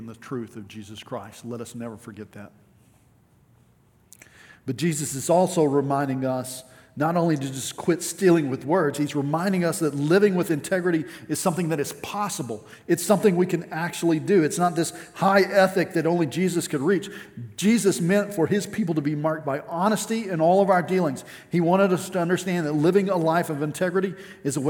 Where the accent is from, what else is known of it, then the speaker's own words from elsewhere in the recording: West Texas, United States; growing up in West Texas